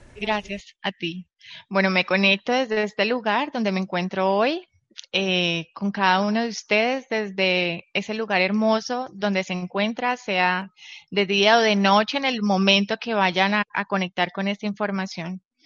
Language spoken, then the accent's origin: Spanish; Colombia; nací en Colombia